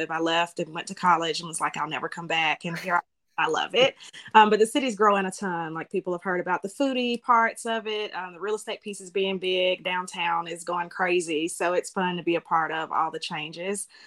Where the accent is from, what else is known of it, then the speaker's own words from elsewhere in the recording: Germany; born there; and he actually got out a little bit after I was born, but I was born in Germany.